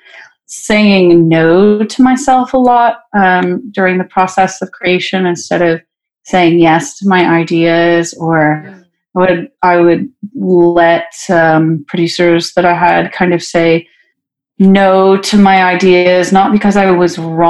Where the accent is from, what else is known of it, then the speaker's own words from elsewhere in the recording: Fresno, California, United States; moved away as an adult; now in Nashville, United States; my hometown of Fresno